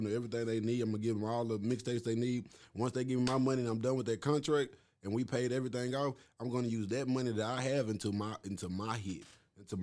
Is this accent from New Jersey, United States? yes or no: no; Arlington, Texas, United States; also born or lived in Marshall, Texas; When I came from Marshall and moved up here